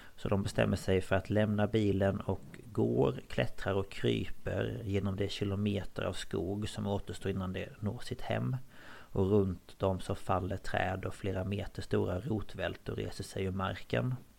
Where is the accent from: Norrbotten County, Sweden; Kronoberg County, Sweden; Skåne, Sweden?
Kronoberg County, Sweden; Småland, near the border of Skåne; jag är ju uppväxt på gränsen till Skåne